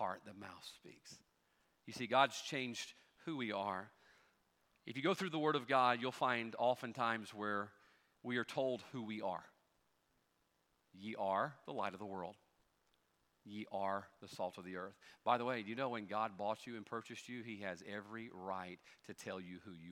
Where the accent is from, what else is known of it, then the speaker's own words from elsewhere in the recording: United States; I'm an American